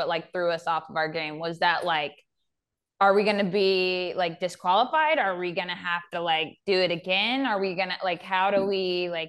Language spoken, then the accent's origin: English; the South, United States; I was raised in the South